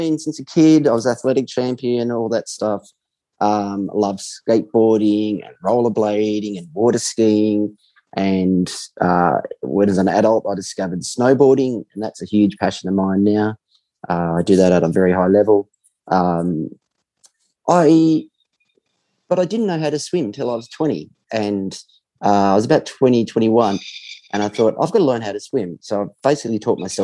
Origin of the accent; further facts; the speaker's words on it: New South Wales, Australia; also born or lived in Melbourne; now in Sydney, Australia; I grew up in New South Wales